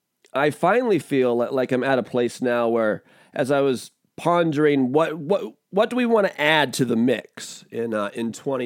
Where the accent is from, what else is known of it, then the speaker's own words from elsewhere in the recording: Washington, United States; also born or lived in Rhode Island, United States / Florida, United States; I grew up balling out in Washington State.